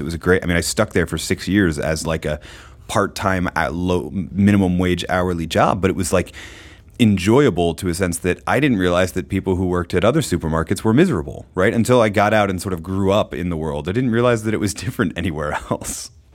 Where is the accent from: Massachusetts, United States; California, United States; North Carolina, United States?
Massachusetts, United States; Groton; moved away; I grew up in Groton, Massachusetts